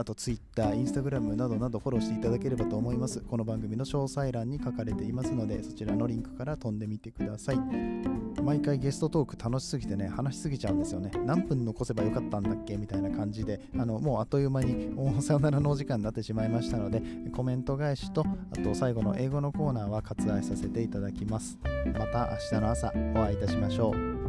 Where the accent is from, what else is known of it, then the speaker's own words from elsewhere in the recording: Nagoya, Aichi, Japan; now in Kobe, Japan; 僕ねもともと名古屋出身ではい